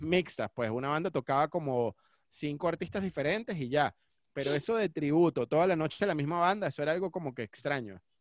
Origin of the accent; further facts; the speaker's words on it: Cumaná, Sucre, Venezuela; now in Caracas, Venezuela; me crié en Cumaná